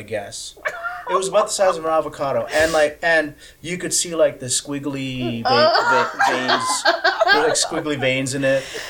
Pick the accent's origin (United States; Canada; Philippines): Philippines; I'm Filipino.